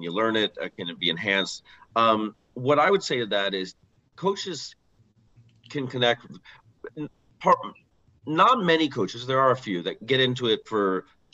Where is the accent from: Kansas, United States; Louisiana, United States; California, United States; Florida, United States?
California, United States; San Mateo; I grew up in San Mateo, California